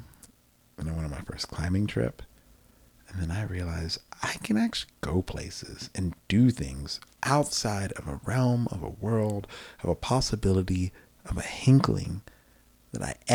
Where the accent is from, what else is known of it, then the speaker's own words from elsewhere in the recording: Manassas, Virginia, United States; now in Texas, United States; I grew up in this beautiful place called Manassas, Virginia